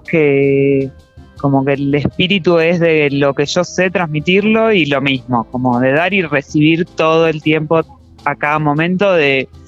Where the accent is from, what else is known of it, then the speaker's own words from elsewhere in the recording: Bariloche, Río Negro, Argentina; Vengo de Bariloche.